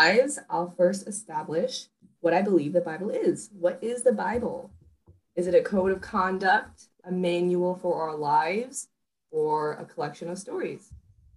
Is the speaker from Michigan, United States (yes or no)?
yes; Holland, Michigan, United States; now in Chicago, United States; I was born in Chicago, Illinois, raised in Holland, Michigan, and now I am back in Chicago, Illinois